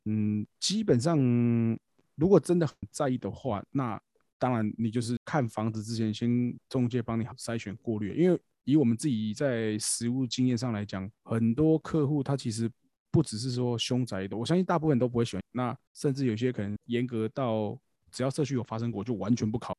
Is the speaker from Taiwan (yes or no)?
yes; Taiwan; 我们台湾人